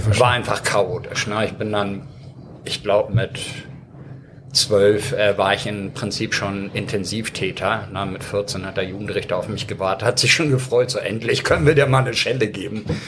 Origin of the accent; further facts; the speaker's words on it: Hamburg, Germany; German is a second language; also born or lived in Ireland / Stuttgart; in Blankenese, wo ich groß geworden bin